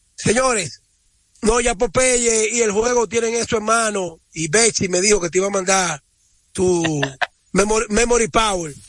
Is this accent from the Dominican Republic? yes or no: yes; Dominican Republic; moved away; somos los dominicanos del exterior